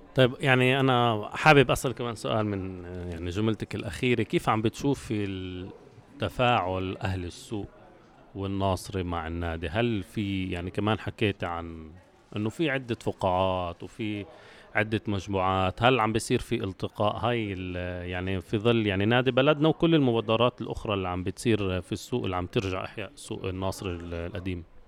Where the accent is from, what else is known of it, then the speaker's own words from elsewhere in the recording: Israel; بنعيشه كفلسطينيين في الداخل في أراضي 48